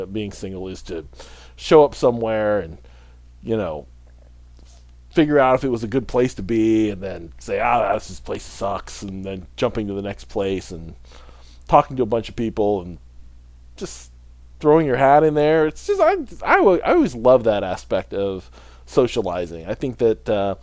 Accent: Midwest, United States; I grew up in the Midwest

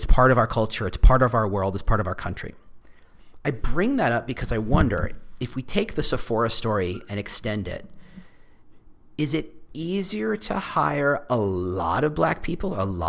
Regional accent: Texas, United States; also born or lived in New Jersey; And I came from Texas and I came from New Jersey.

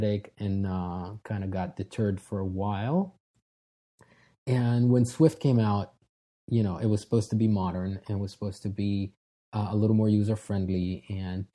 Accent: Israel; moved away as an adult; now in United States; I was born and raised in Israel, but moved here when I was 21.

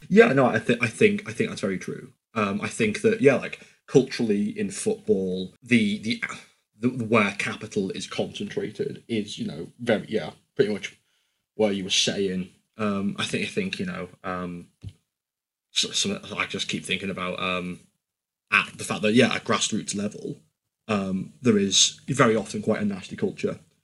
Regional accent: Liverpool, North West England, United Kingdom; I don't know how biased I am coming from Liverpool

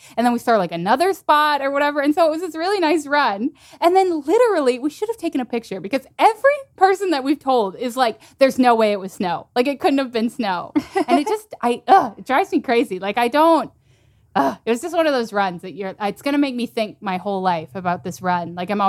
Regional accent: Texas, United States; I'm from Texas

